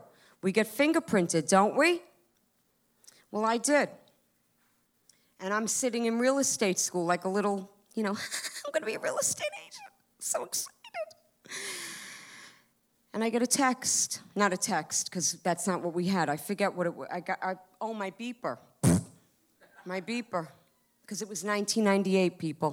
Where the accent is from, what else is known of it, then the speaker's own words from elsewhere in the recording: Long Island, New York, United States; moved away as an adult; I'm from Long Island